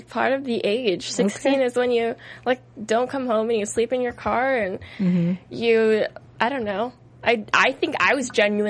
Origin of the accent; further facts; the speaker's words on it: San Diego, California, United States; I went to high school in San Diego, California.